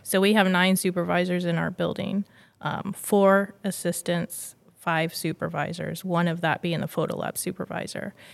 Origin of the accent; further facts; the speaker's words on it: Largo, Florida, United States; born and raised in Florida